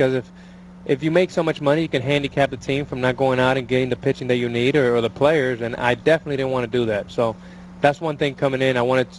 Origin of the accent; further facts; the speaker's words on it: New York, United States; moved away; also born or lived in Miami / Dallas; I'm from New York.